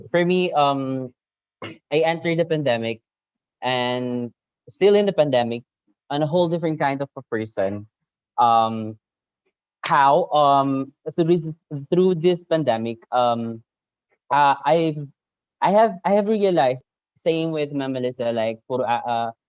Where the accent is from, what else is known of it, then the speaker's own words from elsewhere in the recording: Maranao, Mindanao, Philippines; me as a Maranao